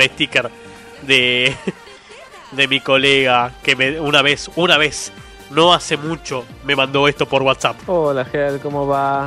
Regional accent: Argentina; no soy centroamericano, soy argentino

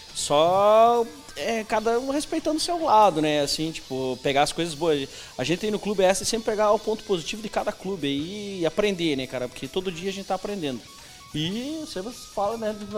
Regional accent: Brazil; sou brasileiro

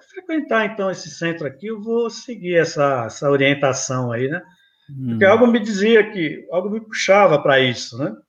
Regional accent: São Paulo, Brazil; eu nasci aqui em São Paulo mesmo, São Paulistano

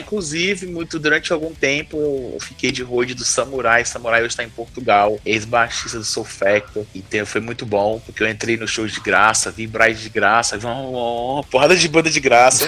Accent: Brasília, Federal District, Brazil; Eu sou de Brasília

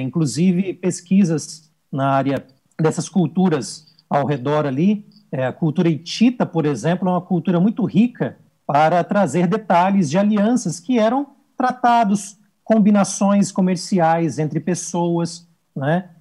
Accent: Espírito Santo, Brazil; moved away as an adult; also born or lived in São Paulo state; now in São Paulo, Brazil; eu sou um capixaba. Eu, eu nasci e vivi no Espírito Santo durante a minha juventude

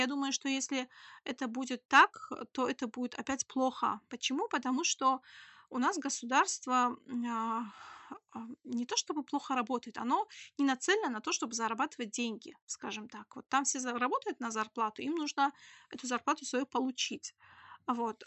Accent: Khasavyurt, Dagestan, Russia; now in Makhachkala, Russia; Я себя не могу назвать коренным жителем, я из Хасавюрта

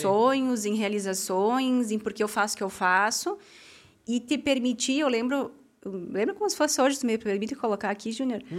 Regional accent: Amaral, Brazil; moved away as an adult; now in Farroupilha, Brazil; saí da minha cidade natal, que é Amaral, vim para Farroupilha

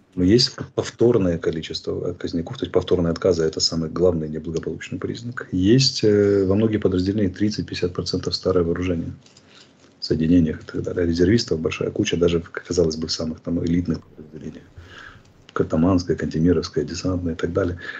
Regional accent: Georgia; now in Ukraine; прекрасной страной моей малой родины

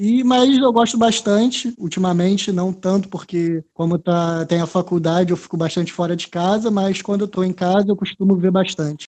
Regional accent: Rio de Janeiro, Brazil; cria, nascido e criado em Realengo

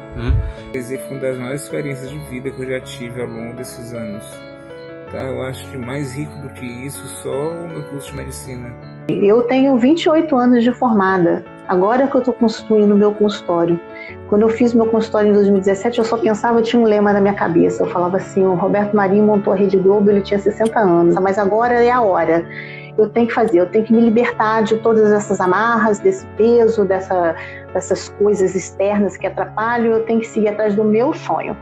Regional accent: Piauí, Brazil; now in Manaus, Brazil; eu sou do Piauí

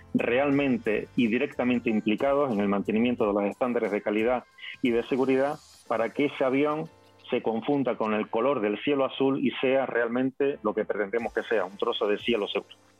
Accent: Fuerteventura, Canary Islands, Spain; yo nací en una bonita isla que se llama Fuerteventura, que yo vivo actualmente en el archipiélago de las Islas Canarias

